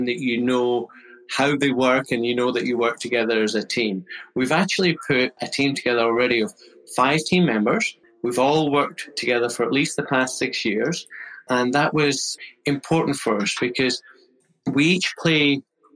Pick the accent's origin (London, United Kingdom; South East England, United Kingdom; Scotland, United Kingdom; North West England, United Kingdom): Scotland, United Kingdom; moved away; you might guess from the accent, I'm originally from Scotland, a Scottish chartered accountant